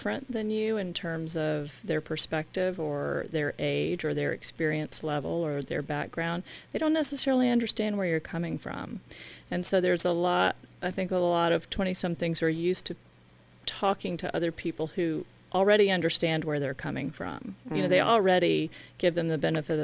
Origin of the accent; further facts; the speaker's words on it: the South, United States; accent: Southern; I'm from the South, you might have noticed from my accent